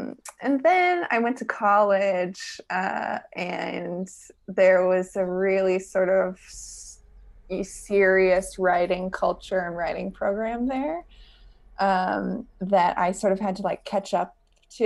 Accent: West Virginia, United States; I grew up in West Virginia

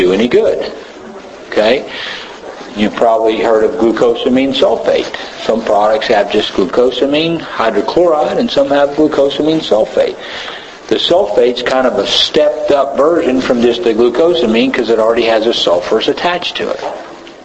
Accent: Tennessee, United States; I'm from Tennessee, long way from here

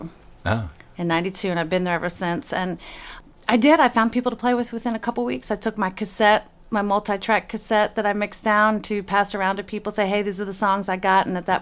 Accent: North Wales, Pennsylvania, United States; I grew up just outside of Philadelphia, about 30, 40 miles in an area called North Wales, near Ambler, Lansdale area. Pretty much it was just farm and the mall and the ice cream shop and one random music store that was fortunately walking distance from me.

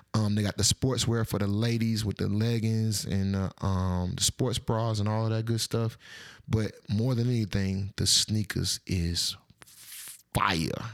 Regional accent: Atlanta, Georgia, United States; I'm from Atlanta

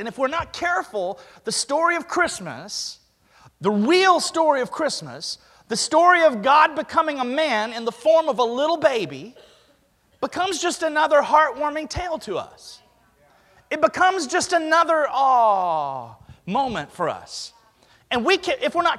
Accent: Alabama, United States; I grew up in Alabama

